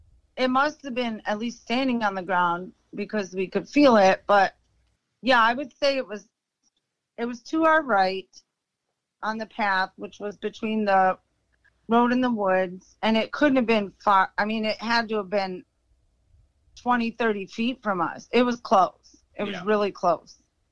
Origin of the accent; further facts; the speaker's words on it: Chicago, Illinois, United States; Like I said, we're from Chicago, but yeah, so we got out of there.